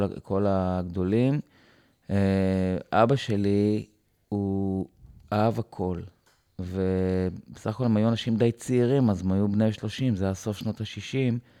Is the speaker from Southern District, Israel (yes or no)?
no; Givat Brenner, Central District, Israel; אני בא מקיבוץ גבעת ברנר